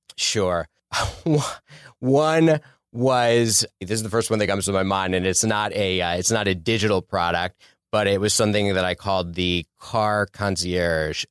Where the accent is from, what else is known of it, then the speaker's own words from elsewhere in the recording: Philadelphia, Pennsylvania, United States; moved away as an adult; also born or lived in Sherman Oaks, Los Angeles; now in Los Angeles, United States; I'm originally from Philadelphia, Philly suburbs